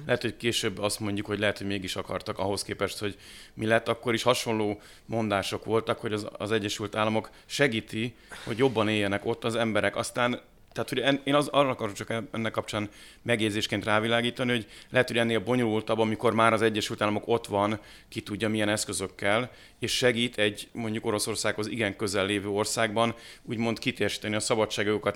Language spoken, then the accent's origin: Hungarian; Hungary